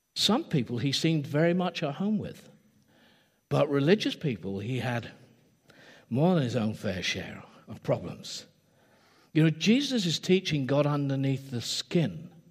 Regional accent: England, United Kingdom; I am English

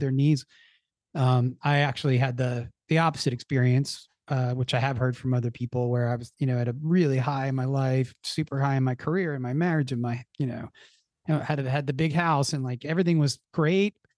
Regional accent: Philadelphia, Pennsylvania, United States; I grew up in the Philadelphia area

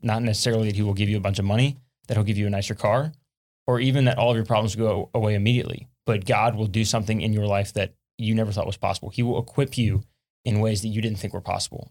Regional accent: South Louisiana, United States; I'm from South Louisiana, and one thing we deal with a lot in South Louisiana is hurricanes

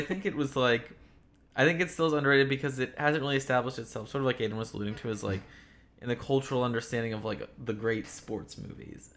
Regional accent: Philadelphia, Pennsylvania, United States; I'm from Philadelphia.

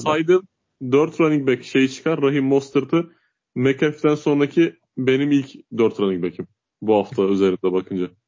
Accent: Uşak, Uşak Province, Turkey; ben Uşak memleketim benim

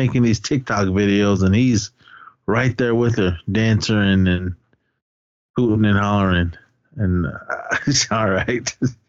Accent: California, United States; We're just talking about the old days of skateboarding, nice. Growing up in the Bay Area.

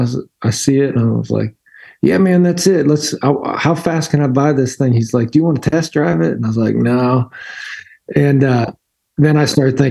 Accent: Pennsylvania, United States; moved away; I grew up in Pennsylvania

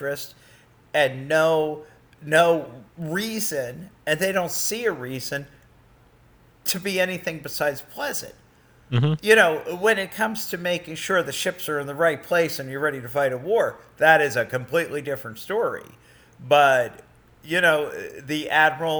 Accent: New Jersey, United States; moved away; I came from New Jersey. I left New Jersey. I was not in the Philadelphia side. I was in the New York side.

